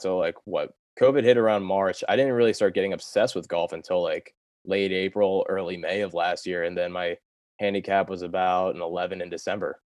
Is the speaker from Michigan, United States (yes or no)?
no; Delaware, United States; moved away as an adult; also born or lived in Pennsylvania / outside Manhattan, New York; I'm from Delaware originally